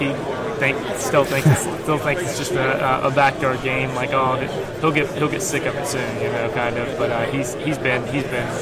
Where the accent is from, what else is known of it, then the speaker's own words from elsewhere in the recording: Jackson, Ohio, United States; I'm from Jackson, Ohio.